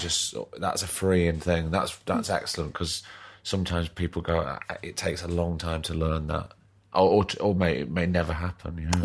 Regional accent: Blackpool, North West England, United Kingdom; I'm from Blackpool

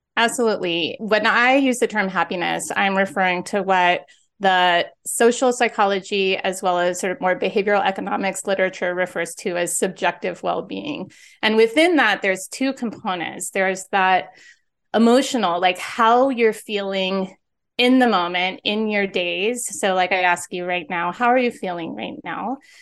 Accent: San Diego, California, United States; also born or lived in Philadelphia; now in Los Angeles, United States; I'm from San Diego

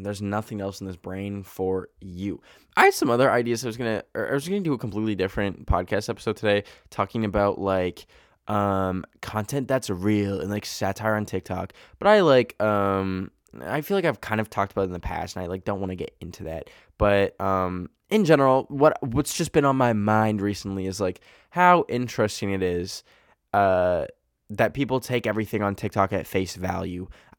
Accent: Canada; Yes, I just said bag, because I'm Canadian.

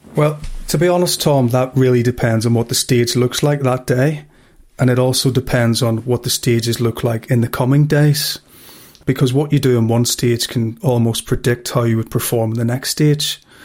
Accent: Belfast, Northern Ireland, United Kingdom; growing up in Belfast.

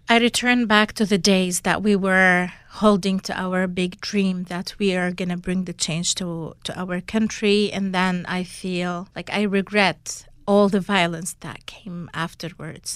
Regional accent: Syria; moved away; my hometown in August two thousand twelve

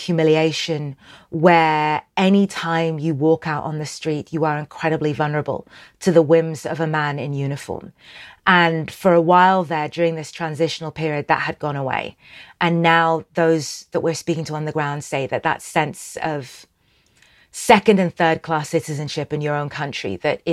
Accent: Sudan; I'm from Sudan.

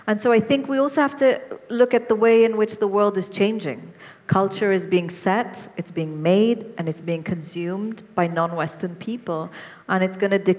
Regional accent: Syria; So I grew up in Syria. I remember watching Japanese soap operas on television in the 1980s.

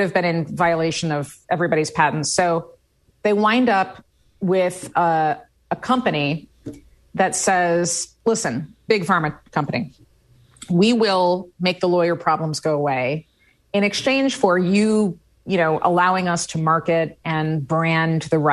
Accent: Midwest, United States; I grew up in the Midwest

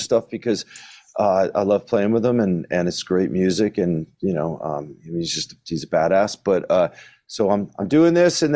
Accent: New Jersey, United States; We're both from Jersey

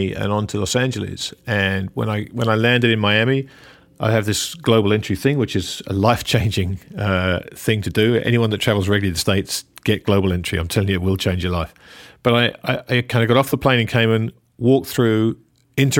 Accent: England, United Kingdom; As an Englishman

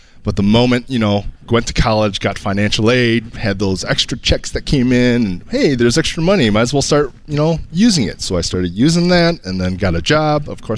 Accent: Kalamazoo, Michigan, United States; Kalamazoo, Michigan.

